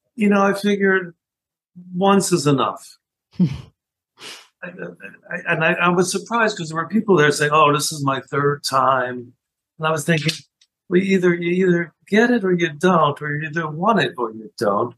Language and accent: English; Philadelphia, Pennsylvania, United States; growing up in Philadelphia, I ended up also being a news junkie